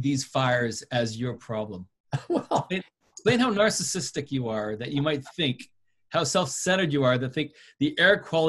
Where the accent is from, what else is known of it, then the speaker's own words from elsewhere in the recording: West Coast, United States; growing up on the West Coast.